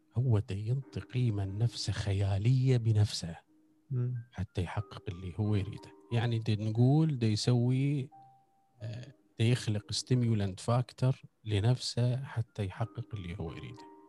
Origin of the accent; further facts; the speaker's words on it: Iraq; احنا المفروض كعراقيين